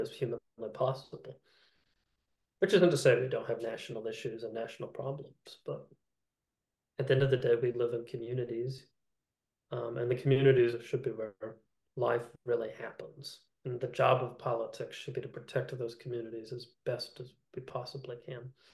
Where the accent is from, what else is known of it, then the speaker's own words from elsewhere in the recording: Appalachia, United States; now in Texas, United States; I'm, I'm from Appalachia. I'm from Coal Country.